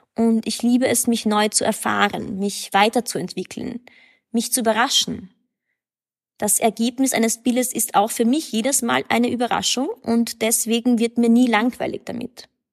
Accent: Graz, Styria, Austria; also born or lived in Berlin, Germany; now in Vienna, Austria; Ich bin 1991 in Graz geboren. Ich lebe in Wien und seit neuestem auch in Berlin

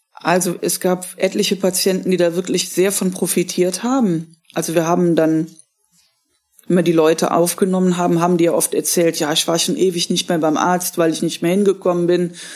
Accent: Germany; bei uns in Deutschland

